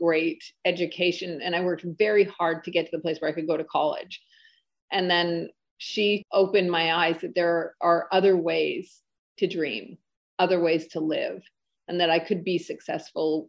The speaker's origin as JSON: {"language": "English", "area": "the North", "region": "Northern Canada", "country": "Canada", "tie": "born or raised there", "said": "I grew up in the North, and the North is pretty tough, close to Alaska."}